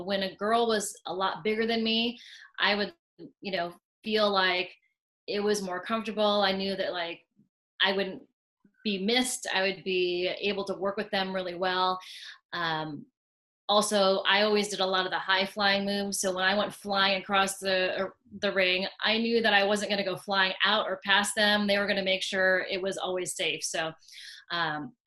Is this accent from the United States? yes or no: yes; Washington, United States; also born or lived in Richmond, Indiana; I grew up in Washington State, so and at USC, I was part of the rowing team